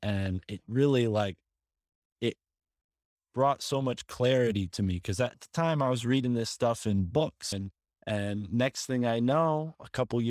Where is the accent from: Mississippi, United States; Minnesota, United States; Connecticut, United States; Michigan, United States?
Connecticut, United States; growing up in Connecticut, very close to Yale University